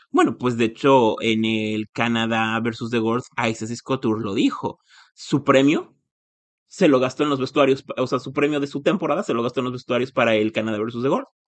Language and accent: Spanish; Mexico; moved away; Soy de México